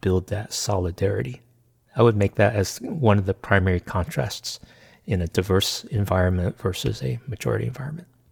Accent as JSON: {"language": "English", "country": "United States", "said": "I'm Chinese American"}